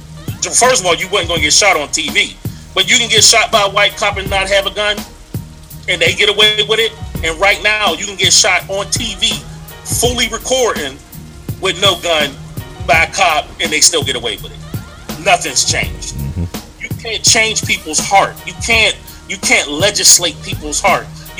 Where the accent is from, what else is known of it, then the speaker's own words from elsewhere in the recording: Pittsburgh, Pennsylvania, United States; I'm from Pittsburgh.